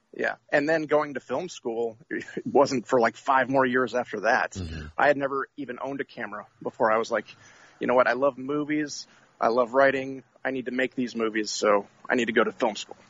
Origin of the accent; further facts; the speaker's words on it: Atlanta, Georgia, United States; I'm from Atlanta, Georgia, but right now I am in Cape Cod, Massachusetts.